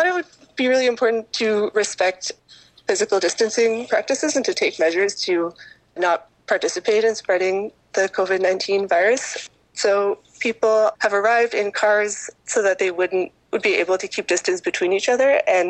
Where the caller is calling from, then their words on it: Kingston, Ontario, Canada; Hi, I'm a participant from Kingston, participating in today's caravan action in solidarity with prisoners and everyone in migrant detention throughout Canada today.